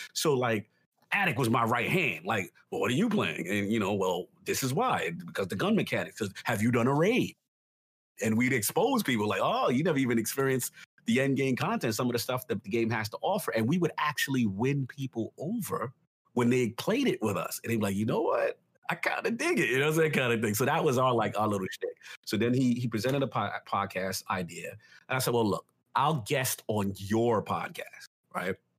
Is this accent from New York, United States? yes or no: yes; New York City, New York, United States; I grew up in the South Bronx